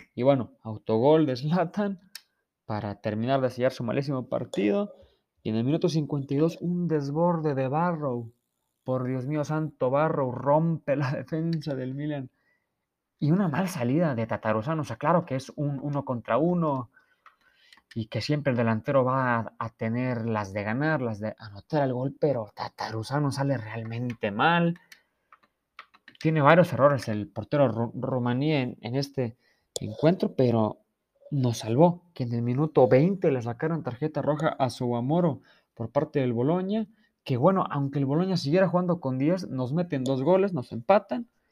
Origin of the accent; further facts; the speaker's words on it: Mexico; Yo que soy mexicano